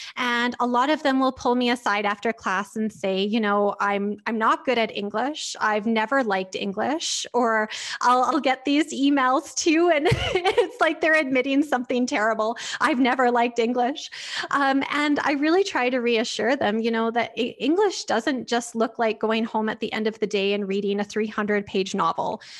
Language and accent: English; Lethbridge, Alberta, Canada; moved away as an adult; also born or lived in Sackville, New Brunswick; now in Lethbridge, Canada; I'm actually from Lethbridge originally, um, so this is my hometown